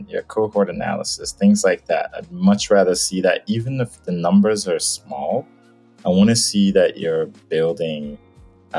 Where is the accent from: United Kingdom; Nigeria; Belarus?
Nigeria; moved away as an adult; now in United States; I was born in Nigeria, actually spent, you know, half my life there. And then I moved to the States